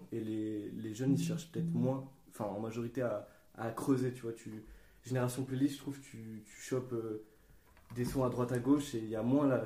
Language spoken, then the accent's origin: French; Grenoble, Auvergne-Rhône-Alpes, France; moi qui n'ai pas d'Île-de-France, j'ai moins été touché parce que euh, à Grenoble, il n'y a pas une vraie scène rap.